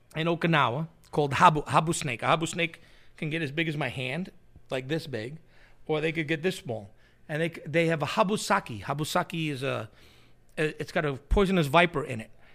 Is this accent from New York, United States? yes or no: yes; New York City, New York, United States; where I grew up in Queens